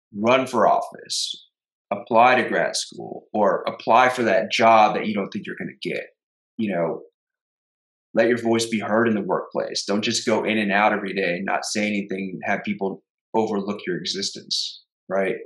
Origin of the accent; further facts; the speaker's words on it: Houston, Texas, United States; We grew up together in Houston.